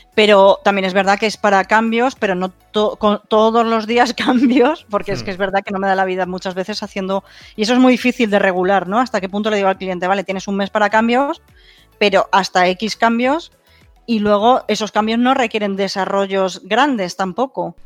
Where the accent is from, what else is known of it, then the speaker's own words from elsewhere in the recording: Madrid, Community of Madrid, Spain; yo soy de Madrid, pero ahora estoy en Tarragona